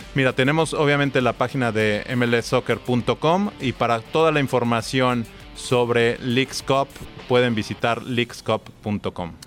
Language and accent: Spanish; Mexico; yo soy, soy mexicano